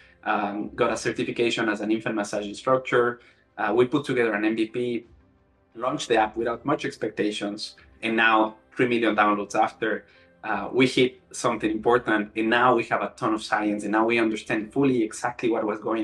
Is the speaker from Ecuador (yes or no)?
yes; Ecuador; moved away as an adult; also born or lived in Melbourne, Australia; I'm originally from Ecuador